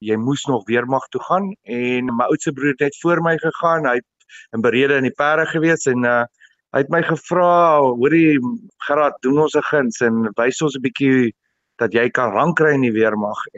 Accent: Vereeniging, Gauteng, South Africa; Ja, ek het skool gegaan in Vereniging in Hoërskool 3 Riviere. Ek het my hele skoolloopbaan daar deurgebring

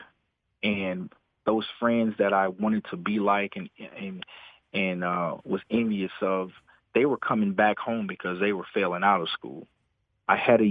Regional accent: New Orleans, Louisiana, United States; moved away; growing up in the New Orleans area, in the fifth grade, I knew I was going to be a police officer

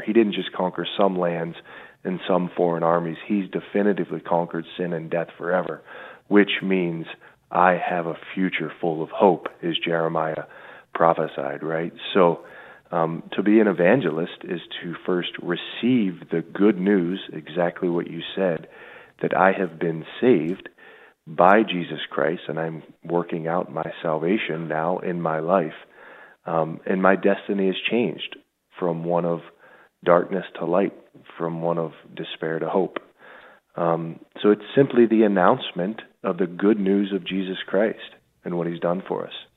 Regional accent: Pittsburgh, Pennsylvania, United States; also born or lived in Buffalo / Rome; I grew up in the South Hills of Pittsburgh, about 25 minutes, 20 minutes right outside the city

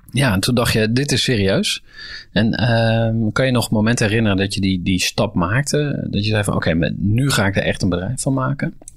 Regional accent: Utrecht, Netherlands; voor mij als Utrechter

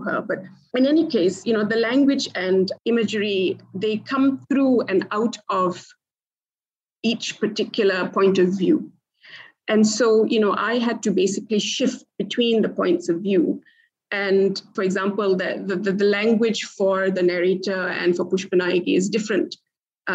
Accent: Port Dickson, Negeri Sembilan, Malaysia; I grew up in Port Dickson, basically in somewhat of a jungle.

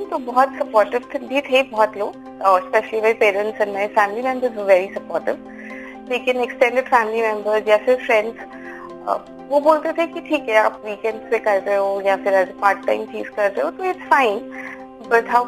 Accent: Haryana, India; also born or lived in Kathmandu, Nepal; मैं हरियाणा से हूँ और मैं काठमांडू में पैदा हुई थी

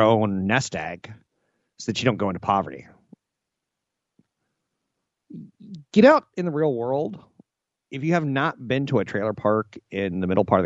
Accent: United States; I was born Caucasian on a coast in the United States

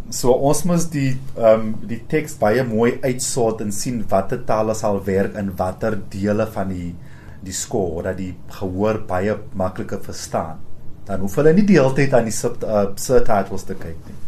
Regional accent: Rustenburg, North West, South Africa; also born or lived in Cape Town / Pretoria; now in Johannesburg, South Africa; ek kom van Rustenburg af

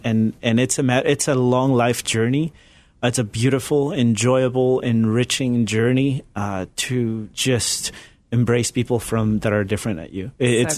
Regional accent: Ecuador; moved away as an adult; also born or lived in Galapagos Islands, Ecuador / Chile; now in United States; I was born in Ecuador, but Chilean father, Ecuadorian mother. And I grew up in different communities around mainland Ecuador. But when I was about 10 years old, we moved to the Galapagos Islands, which is part of Ecuador. And that's where I spent my teenage years

